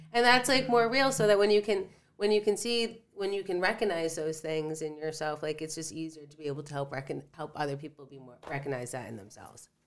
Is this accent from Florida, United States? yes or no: no; Stratford, Connecticut, United States; I grew up in Stratford.